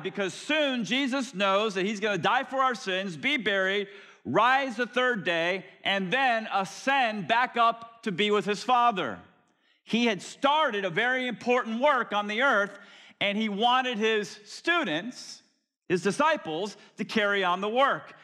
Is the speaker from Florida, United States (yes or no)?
yes; Florida, United States; I grew up in Florida